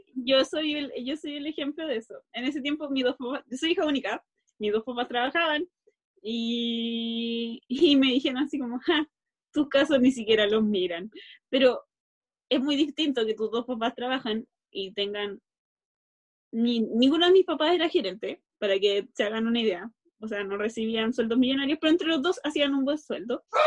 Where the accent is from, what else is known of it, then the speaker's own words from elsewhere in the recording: Santiago, Santiago Metropolitan, Chile; also born or lived in Recoleta; yo salí de Conchalí y llegué a Recoleta